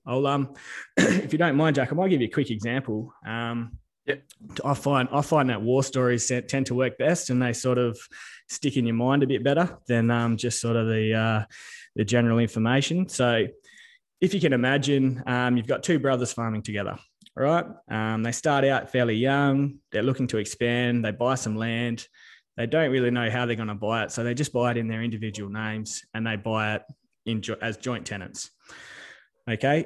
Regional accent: Telfer, Western Australia, Australia; also born or lived in Darwin / Northam; I was born in Darwin. Me uh, my old man moved around a bit. Um, grew up in Telfer, which is um, basically in the middle of the sandy desert.

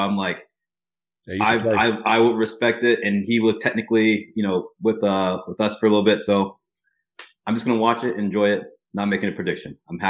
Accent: Columbus, Ohio, United States; I'm from Columbus

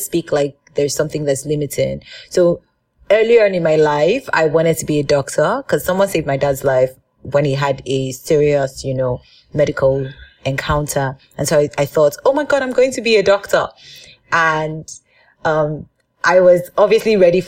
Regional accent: Nigeria; growing up as a Nigerian girl in my father's house

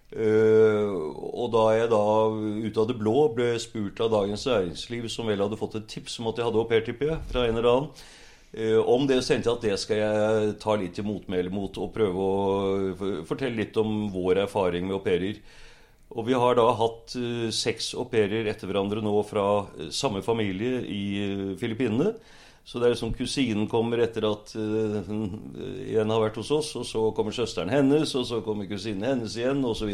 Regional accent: Bærum, Akershus, Norway; also born or lived in Oslo; now in Sørkedalen, Norway; Jeg vokste opp faktisk i Bærum på Lysaker.

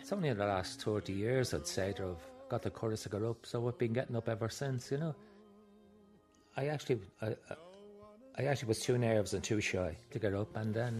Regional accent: Dublin, Leinster, Ireland; 78 years of age, born and raised in Capel Street.

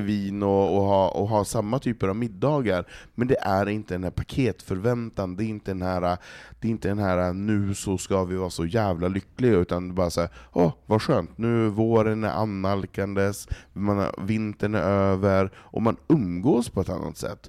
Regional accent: Norrland, Sweden; now in Stockholm, Sweden; som norrlänning

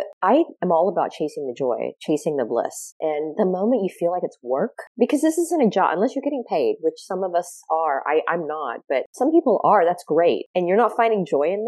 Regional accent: Australia; now in United States; I grew up in Australia

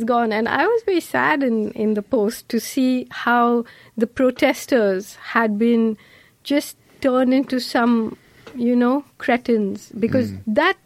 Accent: Kerala, India; I grew up in Kerala

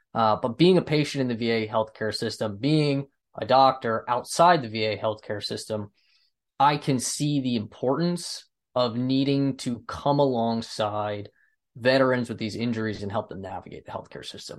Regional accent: United States; I'm from the United States

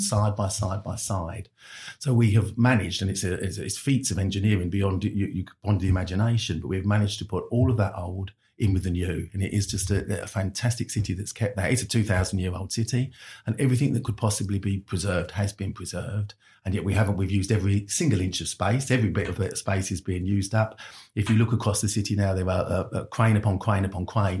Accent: London, United Kingdom; I'm a Londoner

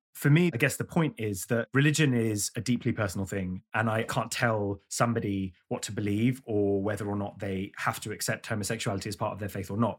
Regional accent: London, United Kingdom; I grew up in London

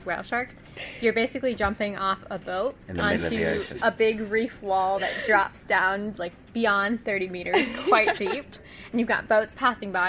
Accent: United States; I'm from the US

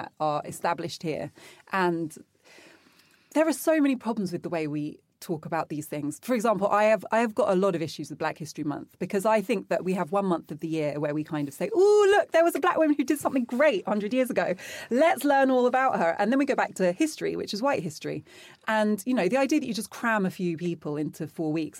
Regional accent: London, United Kingdom

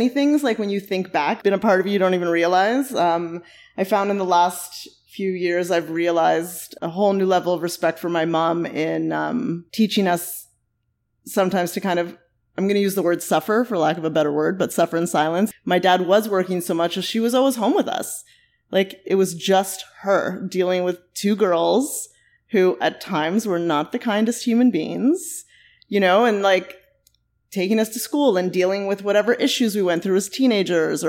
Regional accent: Mississauga, Ontario, Canada; moved away as an adult; now in Toronto, Canada; I was born here in Toronto, actually, down the street. We lived here for a very short time and then moved to Mississauga

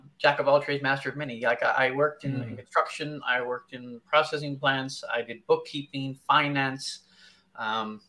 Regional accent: Newfoundland and Labrador, Canada; also born or lived in Arctic; now in London, Canada; I'm originally from Newfoundland. I spent over 16 years in the Arctic

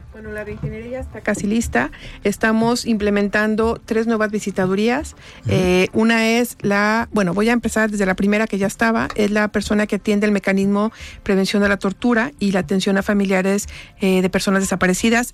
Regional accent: Guanajuato, Mexico; moved away as an adult; also born or lived in Jalisco; now in Guadalajara, Mexico; Yo no soy de Jalisco, yo soy de Guanajuato. Yo me vine a estudiar aquí

